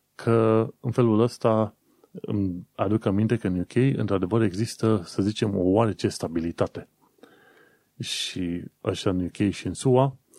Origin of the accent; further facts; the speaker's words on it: Romania; now in United Kingdom; noi care venim din România